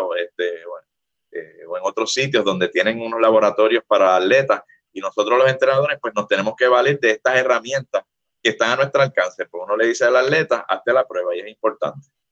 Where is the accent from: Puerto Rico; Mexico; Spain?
Puerto Rico; Como decimos en Puerto Rico